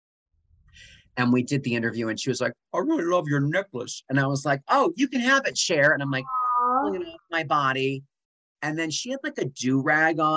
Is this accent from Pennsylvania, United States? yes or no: yes; Allentown, Pennsylvania, United States; moved away as an adult; I am from Allentown, Pennsylvania, but not really like Allentown, like 20 minutes outside of Allentown